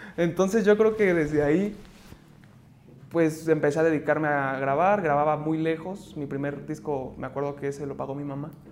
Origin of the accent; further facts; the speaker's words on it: Mexico City, Mexico; soy de la Ciudad de México, artista emergente